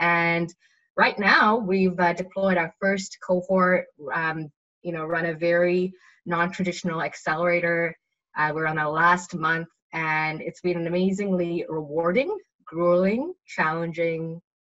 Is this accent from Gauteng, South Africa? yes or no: yes; Johannesburg, Gauteng, South Africa; now in Canada; I was in South Africa because I grew up in Johannesburg and that's where the accent sometimes changes. But I guess now I've lived in North America for 10 years.